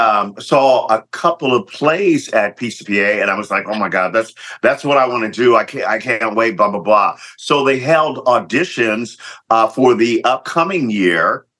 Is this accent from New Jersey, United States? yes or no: no; Lompoc, California, United States; So I was definitely used to it. So I had grew up there. My dad was in the Air Force. So we had been on Vandenberg Air Force Base for many, many years. Then we moved to Lompoc, the big city.